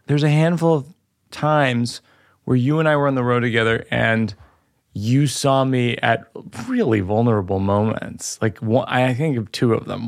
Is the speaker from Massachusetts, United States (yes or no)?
yes; Shrewsbury, Massachusetts, United States; I'm from the Ohio of Massachusetts. I'm from Shrewsbury, which is kind of the same mm. thing